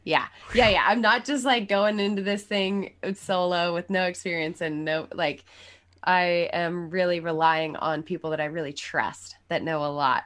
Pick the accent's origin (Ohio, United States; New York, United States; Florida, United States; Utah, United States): Utah, United States; Snowbird; moved away as an adult; also born or lived in Salt Lake City, Utah; now in Maine, United States; I was born in Salt Lake, but, uh, lived in the employee housing up at Snowbird my whole life